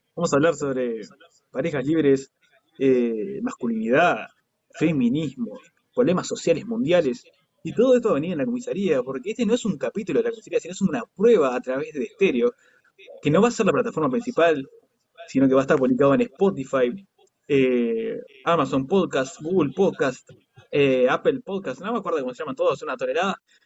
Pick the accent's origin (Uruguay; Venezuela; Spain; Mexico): Uruguay; en Uruguay somos súper racistas